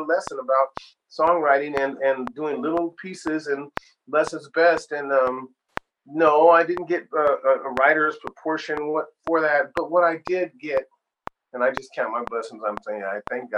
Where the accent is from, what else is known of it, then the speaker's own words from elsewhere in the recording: Sacramento, California, United States; moved away as an adult; also born or lived in Ohio; I had to leave from my hometown in Sacramento to go to the big city